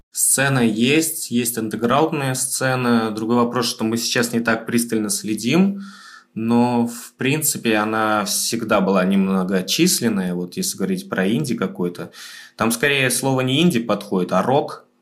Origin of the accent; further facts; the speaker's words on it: Tashkent, Uzbekistan; moved away as an adult; now in Moscow, Russia; мы вообще ташкентские ребята